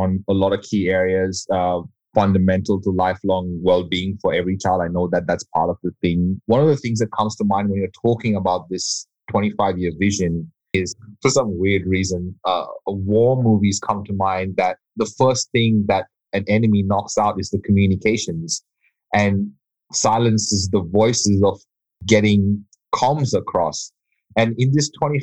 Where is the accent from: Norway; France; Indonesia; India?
India; moved away as an adult; now in Australia; it was a big change for me to go from being Indian to being Australian